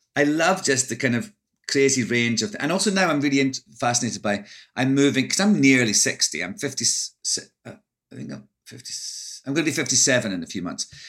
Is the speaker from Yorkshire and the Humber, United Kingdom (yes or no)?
no; Scotland, United Kingdom; moved away as an adult; also born or lived in London; now in United States; I'm Scottish